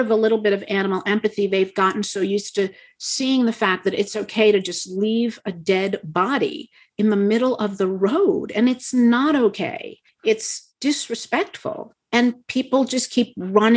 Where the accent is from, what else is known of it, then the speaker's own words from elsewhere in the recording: Montana, United States; I come from Montana